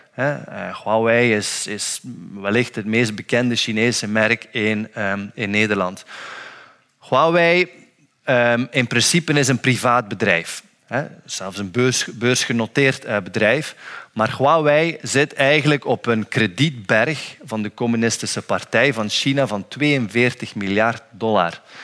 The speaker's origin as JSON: {"language": "Dutch", "region": "Flanders", "country": "Belgium", "said": "als Vlaming"}